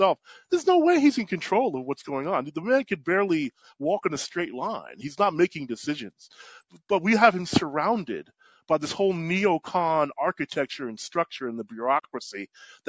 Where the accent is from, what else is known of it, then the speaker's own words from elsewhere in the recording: New York, United States; I grew up in New York